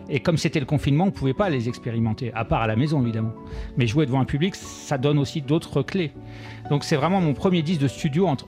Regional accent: Bourges, Centre-Val de Loire, France; born there; je suis né à Bourges.

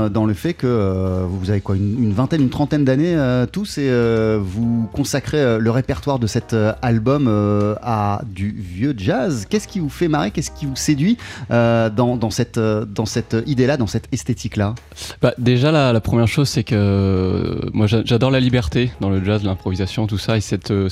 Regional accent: New York, United States; moi je viens de New York

